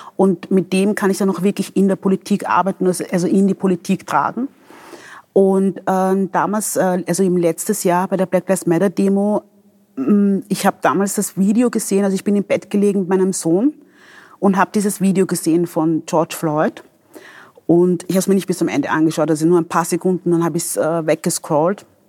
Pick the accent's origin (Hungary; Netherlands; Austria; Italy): Austria; Vienna; also born or lived in Democratic Republic of the Congo / Angola / Traiskirchen; ich bin also als Wienerin, ich bin hier aufgewachsen, ich bin hier in den Kindergarten gegangen